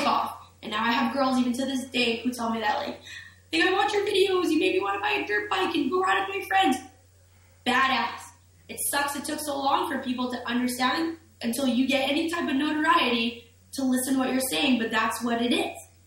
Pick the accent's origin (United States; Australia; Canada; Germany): Canada; Winnipeg, Manitoba; I'm from Winnipeg